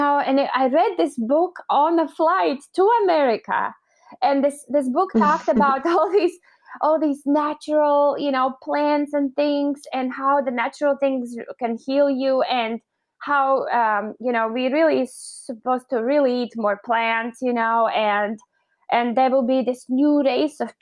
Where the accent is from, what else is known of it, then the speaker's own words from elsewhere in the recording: Latvia; also born or lived in Los Angeles, United States; now in Orange County, United States; I grew up in Latvia, and Latvia was part of Soviet Union when I was a little girl